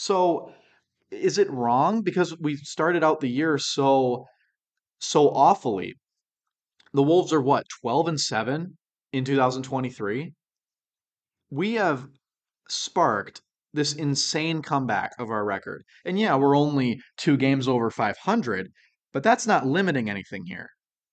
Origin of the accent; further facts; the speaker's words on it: Minnesota, United States; we're from Minnesota